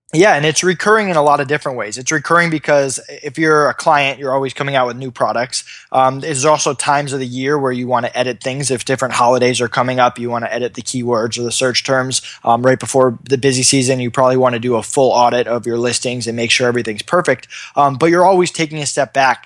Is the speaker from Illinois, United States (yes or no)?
no; Massachusetts, United States; also born or lived in Hamden, Connecticut; I'm from Massachusetts